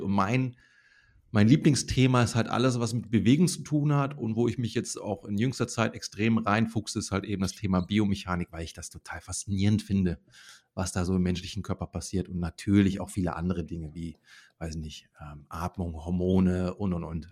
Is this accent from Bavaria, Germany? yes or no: no; Bergisches Land, North Rhine-Westphalia, Germany; da, wo ich herkomme aus dem Bergischen Land